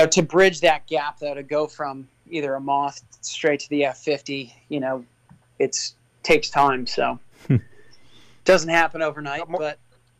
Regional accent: United States; as an American

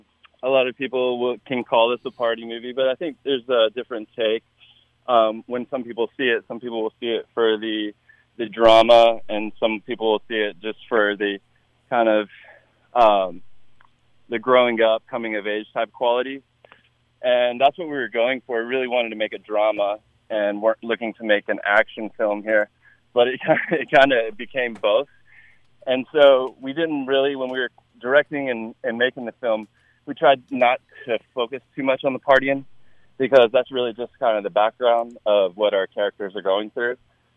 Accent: North Carolina, United States; So I'm from North Carolina originally, so every spring break you go to Myrtle Beach, and that's how you roll.

